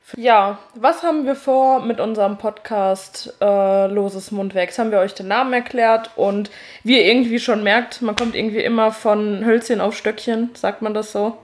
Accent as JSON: {"language": "German", "area": "Westerwald", "region": "Rhineland-Palatinate", "country": "Germany", "moved": "yes", "said": "Ich komme äh, ursprünglich aus dem Westerwald"}